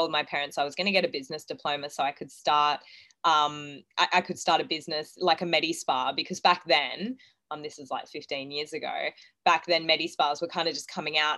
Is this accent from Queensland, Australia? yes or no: yes; Gold Coast, Queensland, Australia; also born or lived in Townsville; So I was born in Townsville. We moved to the Gold Coast when I was about two. I grew up with a pretty normal upbringing, I like to think.